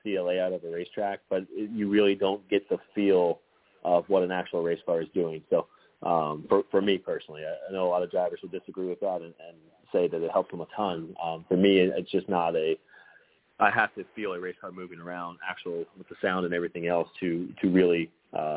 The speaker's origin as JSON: {"language": "English", "region": "West Virginia", "country": "United States", "tie": "born or raised there"}